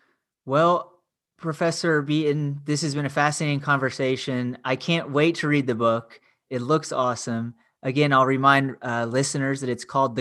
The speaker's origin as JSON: {"language": "English", "town": "Louisville", "region": "Kentucky", "country": "United States", "tie": "born or raised there", "said": "I was born in Louisville, Kentucky."}